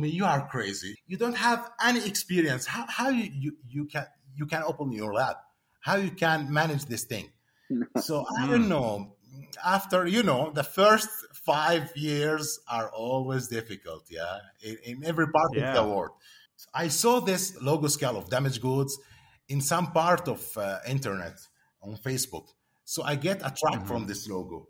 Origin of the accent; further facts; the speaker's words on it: Jordan; I'm coming from Jordan